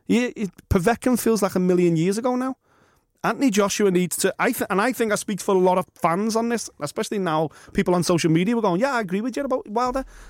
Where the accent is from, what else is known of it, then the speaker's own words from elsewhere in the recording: Liverpool, North West England, United Kingdom; I'm from Liverpool